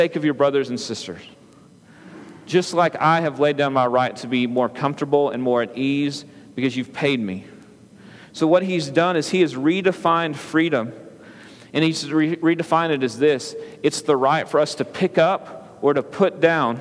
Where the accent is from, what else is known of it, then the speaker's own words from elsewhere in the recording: United States; As an American